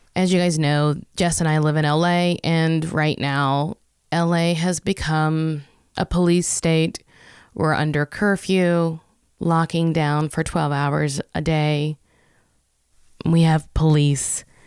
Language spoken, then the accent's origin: English; United States; my life as an American